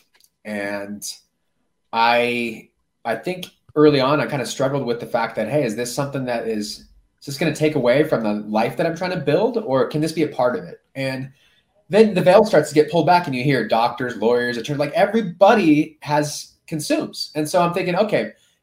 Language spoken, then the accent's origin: English; Orange County, California, United States; moved away as an adult; now in Colorado, United States; I grew up in Orange County